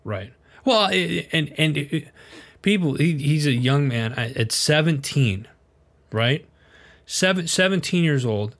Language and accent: English; Wisconsin, United States; I was born and raised in Wisconsin, we were a much further further north